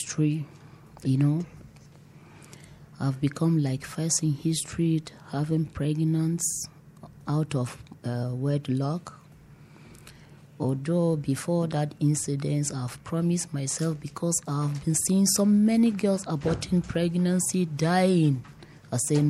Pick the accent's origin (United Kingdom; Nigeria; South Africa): Nigeria; Toro, Bauchi; I grew up at Bauchi State at Toro local government